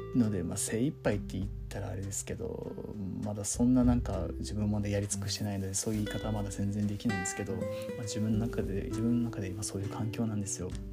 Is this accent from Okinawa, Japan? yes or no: yes; Okinawa, Japan; moved away as an adult; now in Tokyo, Japan; 東京上京した後もずっと沖縄に帰ってから沖縄のつながりでしか撮影したことなかった